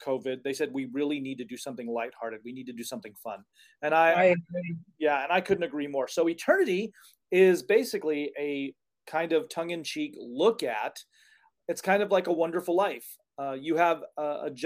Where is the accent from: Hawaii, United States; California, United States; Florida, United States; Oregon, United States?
California, United States; Cathedral City; also born or lived in Palm Springs, California / Washington State; I actually was born and raised in Palm Springs. Actually, we lived in Cathedral City in the Letter Streets up off the Cove